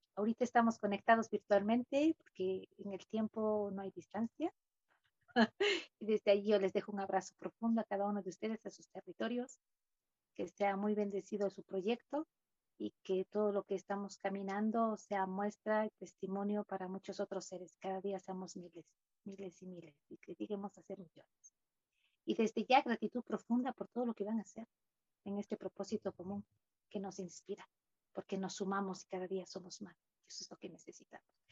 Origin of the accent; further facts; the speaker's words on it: Cuenca, Azuay, Ecuador; Cuenca, la ciudad de donde yo vengo